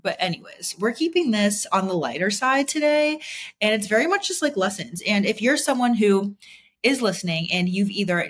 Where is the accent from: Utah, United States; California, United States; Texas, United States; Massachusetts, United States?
Massachusetts, United States; Boston; moved away; Like if I was still living in Boston, like I came from Boston, if I was still living there today, like I would not be who I am today.